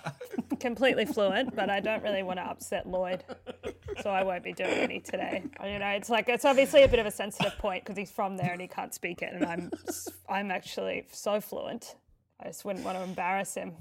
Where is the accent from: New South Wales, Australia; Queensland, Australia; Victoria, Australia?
Queensland, Australia; I grew up in Queensland